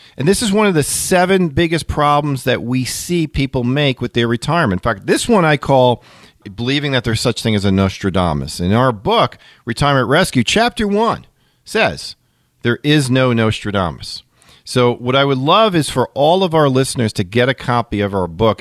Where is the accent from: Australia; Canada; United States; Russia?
United States; Long Island, New York; the New York area where I grew up in Long Island